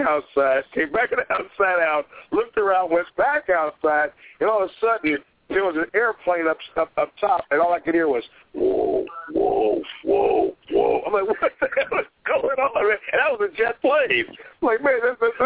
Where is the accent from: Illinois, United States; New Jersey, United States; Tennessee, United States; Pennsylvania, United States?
Illinois, United States; Chicago; now in Pacific Northwest, United States; my hometown of Chicago